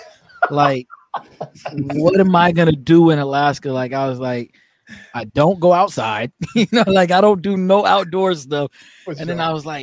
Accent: Germany; also born or lived in Louisiana / North Carolina; now in United States; Well, I lived in North Carolina. I'm not from there. I'm from Germany.

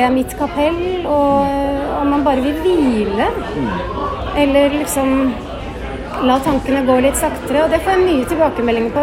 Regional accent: Bærum, Akershus, Norway; jeg vokste opp i Jar kirke

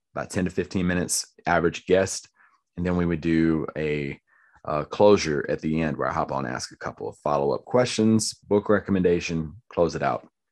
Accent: Lumberton, United States; someone that I grew up with in Lumberton.

